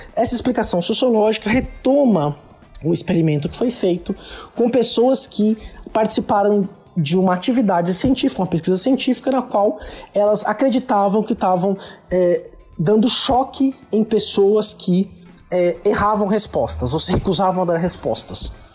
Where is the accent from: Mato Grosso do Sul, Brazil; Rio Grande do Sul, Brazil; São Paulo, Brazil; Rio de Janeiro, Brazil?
São Paulo, Brazil; Santos; na minha região, eu sou de Santos, da Baixada Santista.